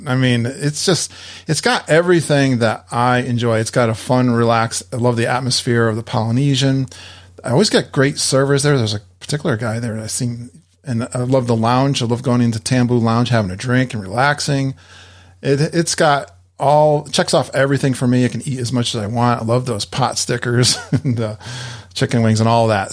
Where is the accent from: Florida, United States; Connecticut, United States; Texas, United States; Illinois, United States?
Connecticut, United States; I'm from Connecticut and New England. We've got some amazing lobster in my area